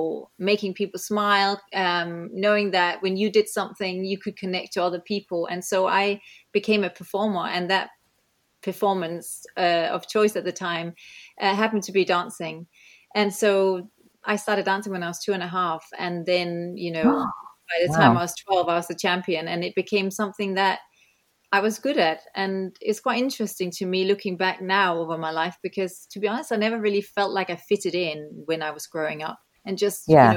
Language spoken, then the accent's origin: English; Denmark; moved away; also born or lived in New Zealand / England; I grew up in Denmark